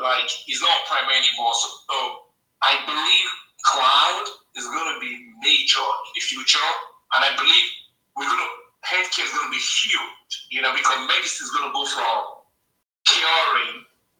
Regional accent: Nigeria; now in United States; You know, I grew up in Nigeria, but I'm based in the US.

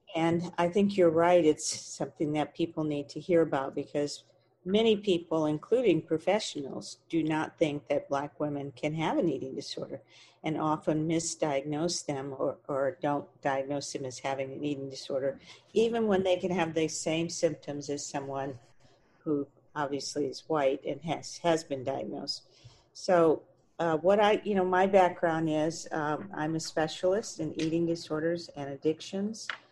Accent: Texas, United States; I grew up in Texas

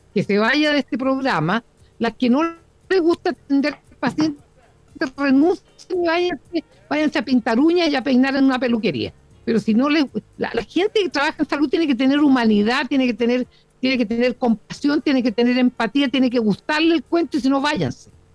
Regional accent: Chile; como chilenos

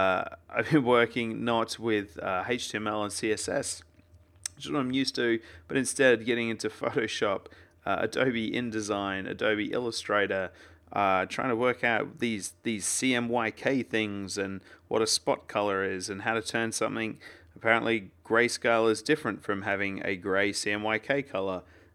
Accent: Australia; I'm Australian, we just leave it with one.

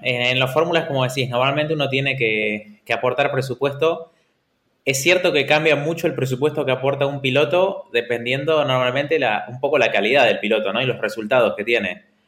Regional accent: Argentina; now in Valencia, Spain; siendo argentino

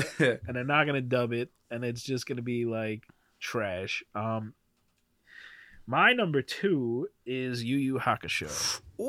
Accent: United States; I'm from America

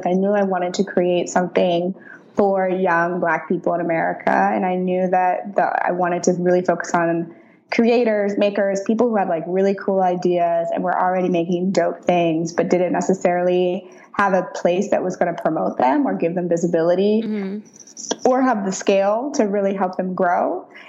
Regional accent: St. Louis, Missouri, United States; Mm-hmm. Yep. I'm from St. Louis.

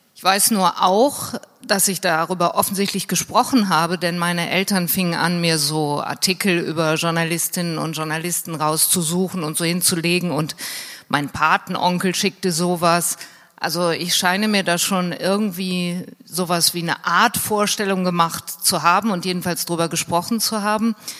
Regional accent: Hürth, North Rhine-Westphalia, Germany; ich bin äh, in der Nähe von Köln aufgewachsen, in Hürth

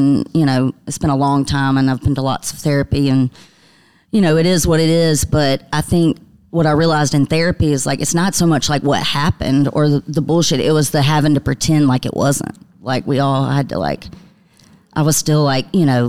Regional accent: Sparta, Georgia, United States; born or raised there; moved away; also born or lived in Nashville

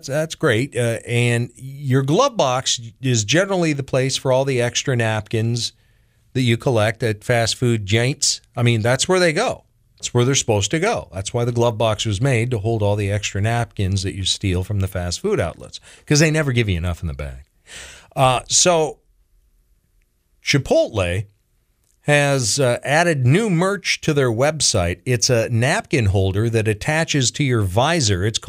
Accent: Washington, United States; now in Charlotte County, United States; Back in my home state of Washington

